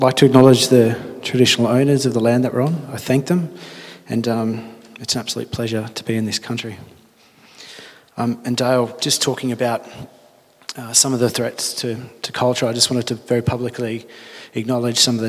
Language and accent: English; Tamworth, New South Wales, Australia; now in Brisbane, Australia; I was raised on Gamilaroi country in the town of Tamworth, New South Wales